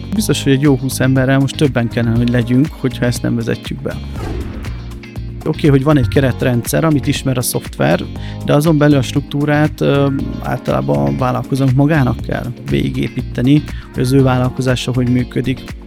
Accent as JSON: {"language": "Hungarian", "country": "Hungary", "said": "én nem egy pesti gyerek vagyok, hanem egy vidéki srác"}